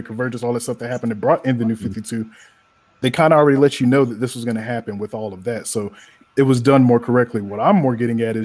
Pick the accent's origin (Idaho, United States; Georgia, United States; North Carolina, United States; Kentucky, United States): North Carolina, United States; Trenton; What part of North Carolina? Trenton.